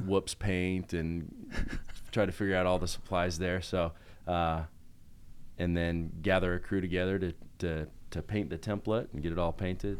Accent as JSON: {"language": "English", "town": "Salt Lake City", "region": "Utah", "country": "United States", "tie": "born or raised there", "also_born_or_lived": "Buffalo, New York", "moved": "as an adult", "said": "I grew up in Salt Lake in Utah"}